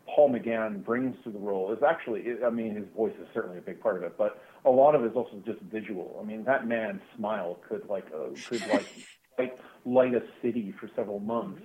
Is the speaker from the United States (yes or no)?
no; Canada; growing up in Canada